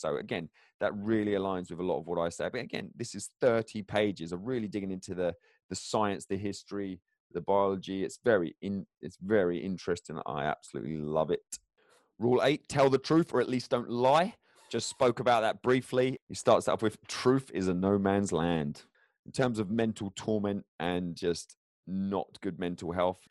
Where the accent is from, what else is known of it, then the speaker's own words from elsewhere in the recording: England, United Kingdom; moved away; I go back to England to visit my hometown